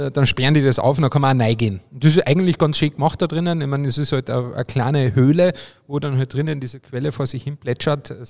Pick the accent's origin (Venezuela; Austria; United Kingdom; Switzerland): Austria; Obervellach, Carinthia; mein, mein Heimatort Obervellach im Mölltal ist ja eine Partnergemeinde